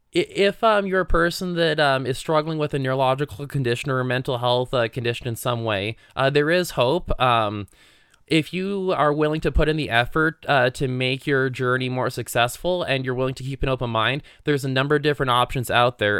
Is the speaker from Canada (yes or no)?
yes; Canada; moved away as an adult; now in Utah, United States; I grew up in the Otasquin area